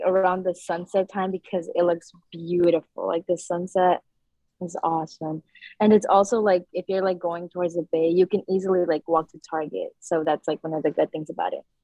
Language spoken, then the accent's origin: English; San Rafael, California, United States; I grew up in Centerville in the canal area, and I've been living there since my whole life